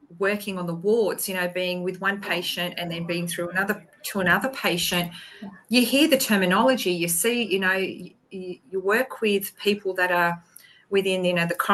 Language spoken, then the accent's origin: English; Queensland, Australia; I'm from Australia